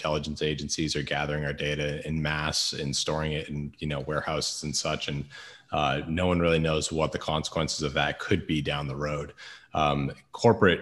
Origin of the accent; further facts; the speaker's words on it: United States; as an American